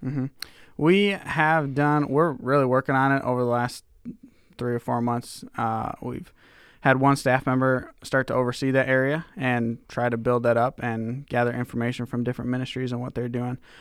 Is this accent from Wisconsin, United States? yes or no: yes; Kenosha, Wisconsin, United States; moved away as an adult; also born or lived in Minnesota / Deerfield, Illinois; now in Indianola, Iowa, United States; my youth pastor who, uh, I had when I was growing up in Kenosha, Wisconsin.